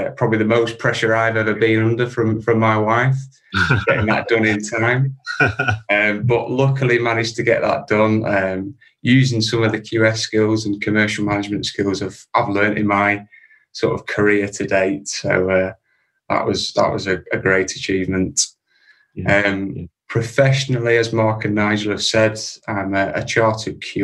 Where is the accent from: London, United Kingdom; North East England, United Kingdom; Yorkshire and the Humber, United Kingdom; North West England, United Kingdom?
North West England, United Kingdom; Preston; also born or lived in Dubai; from Preston in Lancashire